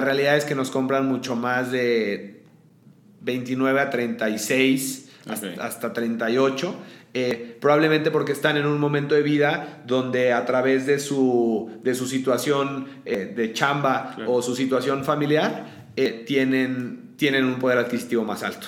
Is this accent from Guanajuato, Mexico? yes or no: yes; León, Guanajuato, Mexico; soy de León